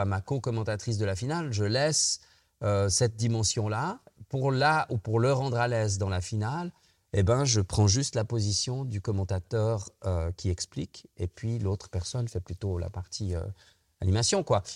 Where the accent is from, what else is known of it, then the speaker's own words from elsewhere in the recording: Switzerland; nous les Suisses.